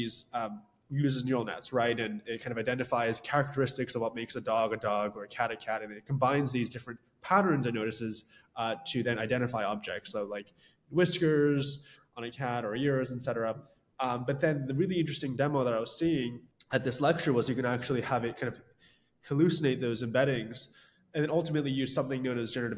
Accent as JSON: {"language": "English", "area": "Westchester", "region": "New York", "country": "United States", "tie": "born or raised there", "said": "I grew up in Westchester, New York"}